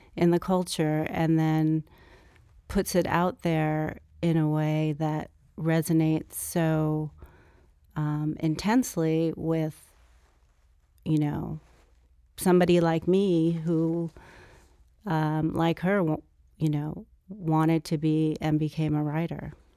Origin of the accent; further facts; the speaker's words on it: Los Angeles, California, United States; growing up in Brentwood and being a native of California and growing up in Los Angeles